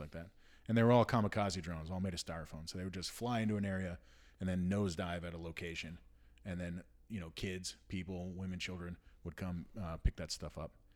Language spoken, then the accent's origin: English; United States; as an American